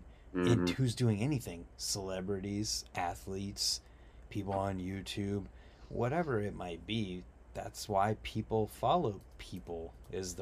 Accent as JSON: {"language": "English", "region": "Ohio", "country": "United States", "said": "I'm from Ohio. I have family from West Virginia."}